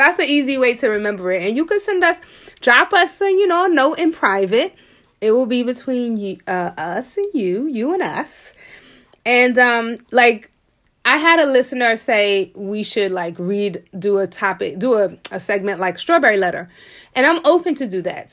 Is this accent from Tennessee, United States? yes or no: no; New York City, New York, United States; born and raised in Harlem, I was poor, but I never felt poor.